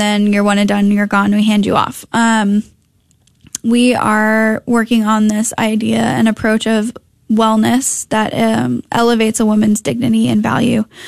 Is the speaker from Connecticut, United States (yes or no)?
yes; Connecticut, United States; moved away as an adult; also born or lived in Minnesota; now in North Texas, United States; I grew up in Connecticut